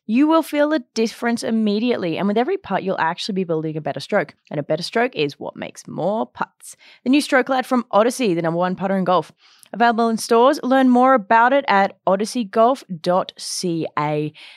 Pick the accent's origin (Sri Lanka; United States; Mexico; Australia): Australia; Brisbane, Queensland; moved away as an adult; now in Edmonton, Canada; I went to university in, um, in Brisbane, Australia, my hometown